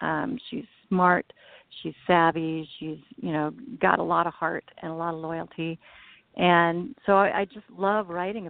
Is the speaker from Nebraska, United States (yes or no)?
yes; Nebraska, United States; I was born and raised around Nebraska. I grew up kind of all over. My dad was in retail, so we moved a lot.